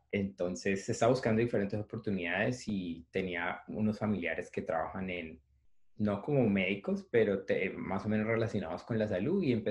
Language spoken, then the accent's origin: Spanish; Palmira, Valle del Cauca, Colombia; moved away as an adult; also born or lived in Cali; now in New York, United States; eh, soy caleño, nací en Palmira, pero prácticamente desde que empecé a estudiar medicina me mudé a Cali